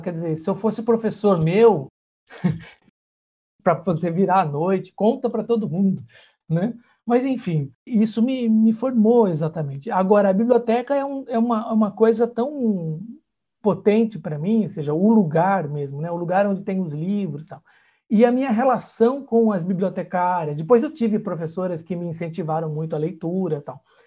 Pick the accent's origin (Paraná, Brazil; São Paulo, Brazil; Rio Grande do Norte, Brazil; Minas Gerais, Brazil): São Paulo, Brazil; Santa Bárbara d'Oeste; eu sou do interior de São Paulo, né, de Santa Bárbara do Oeste